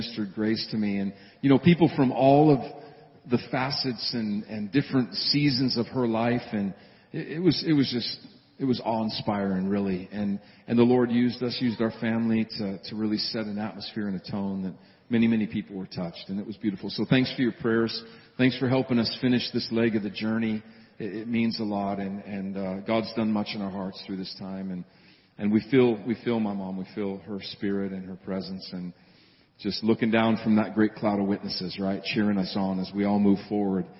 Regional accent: Montana, United States; moved away; back in my hometown and home state of Montana

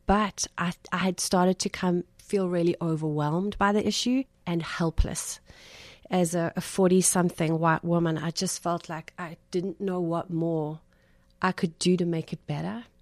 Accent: South Africa; moved away as an adult; now in South Florida, United States; I'm not from Brooklyn. I'm from South Africa and, um, have been in the States for two years now.

